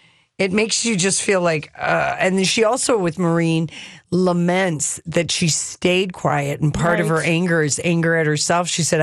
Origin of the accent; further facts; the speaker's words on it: New York, United States; Right. I'm a New Yorker.